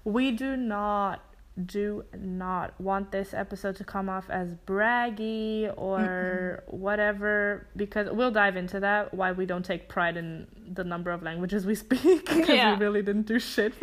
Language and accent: English; Germany; first language German; English is a second language; I grew up in Germany, so that's how I learned German. I went to school here.